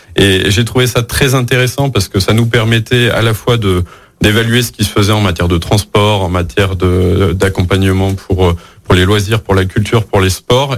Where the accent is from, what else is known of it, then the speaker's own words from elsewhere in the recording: Lyon, Auvergne-Rhône-Alpes, France; also born or lived in Bourges; je suis né à Bourges, mais j'ai grandi dans la métropole de Lyon